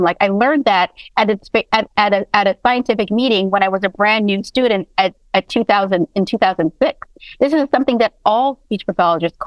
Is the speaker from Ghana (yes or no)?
no; Toronto, Ontario, Canada; now in United States; I was raised in Toronto, and then I moved to the United States.